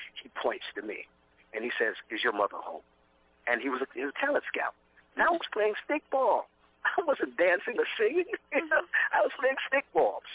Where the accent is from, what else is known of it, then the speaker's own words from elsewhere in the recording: New York City, New York, United States; I was a kid from Brooklyn. I'm a kid from Brooklyn